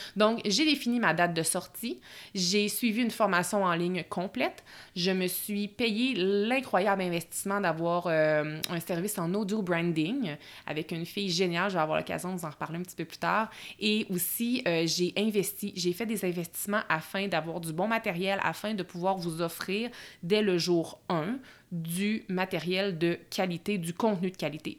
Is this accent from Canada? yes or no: yes; Bois-Francs region, Quebec, Canada; moved away as an adult; now in Lac-Beauport, Canada; je suis euh, native de la région des Bois-Francs